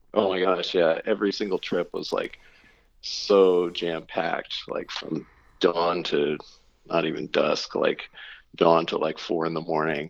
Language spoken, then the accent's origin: English; Oregon, United States; also born or lived in California / New York / Baton Rouge, Louisiana; now in north of New York City, United States; the town I grew up in in Oregon